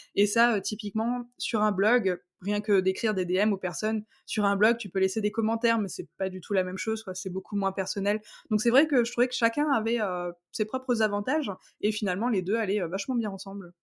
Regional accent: Strasbourg, Grand Est, France; j'ai 28 ans. Je viens de Strasbourg

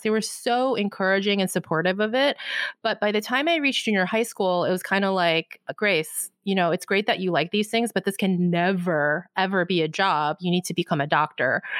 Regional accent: United States; I'm Korean American.

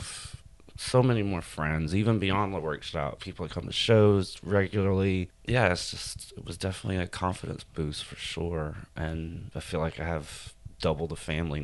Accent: Gulf Coast, United States; also born or lived in Houma, Louisiana; now in New Orleans, United States; I grew up on the Gulf Coast. We always came down here for weekends and stay. And then when I was a teenager in high school, we moved further south to Houma, 45 minutes south of here.

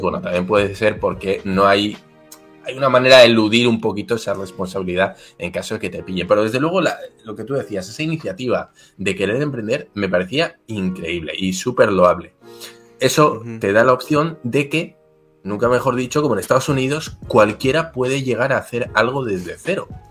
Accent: Basque Country, Spain; also born or lived in Mexico; yo soy vasco

